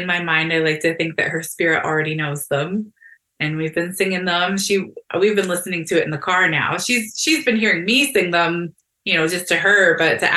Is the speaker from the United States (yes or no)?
no; Fort Erie, Ontario, Canada; moved away; I grew up here. I grew up in Fort Erie